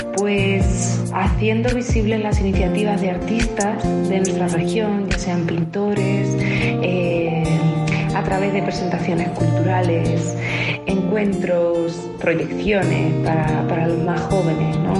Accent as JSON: {"language": "Spanish", "area": "Ciudad Real province", "region": "Castilla-La Mancha", "country": "Spain", "moved": "as an adult", "said": "hace dos años que volví, estaba viviendo fuera"}